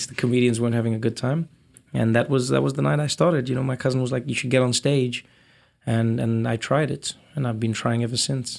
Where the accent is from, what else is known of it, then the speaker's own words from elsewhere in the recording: South Africa; moved away as an adult; I was born in South Africa in nineteen eighty-four, which was towards the end of apartheid. Grew up to a black South African Xhosa mother and a white Swiss father.